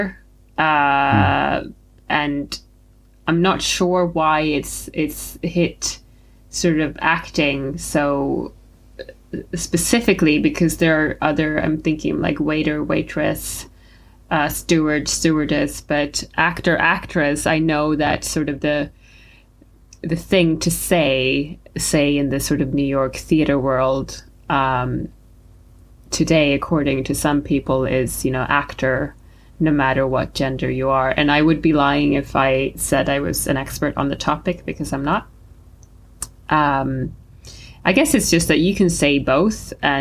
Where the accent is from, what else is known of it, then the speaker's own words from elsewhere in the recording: Stockholm, Stockholm County, Sweden; So I am originally from Stockholm, Sweden. I grew up in Sweden, but I'm also half Spanish